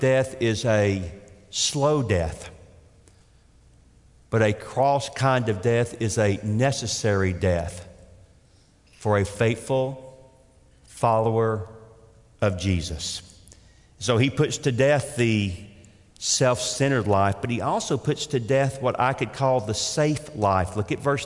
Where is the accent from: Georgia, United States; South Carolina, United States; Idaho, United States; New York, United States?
Georgia, United States; Atlanta; I grew up again in Atlanta, Georgia